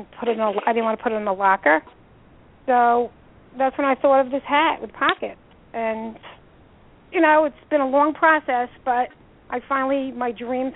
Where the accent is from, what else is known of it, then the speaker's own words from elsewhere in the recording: New York, United States; now in New Jersey, United States; I'm originally from New York